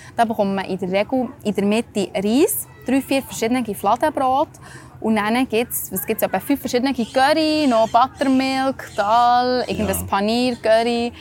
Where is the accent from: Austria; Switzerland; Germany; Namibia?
Switzerland; bei uns in der Schweiz